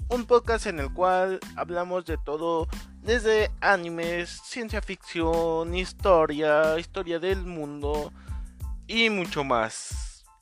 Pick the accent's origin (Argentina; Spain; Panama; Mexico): Mexico; Mexico City; Yo me presento … tengo 27 años, soy de la Ciudad de México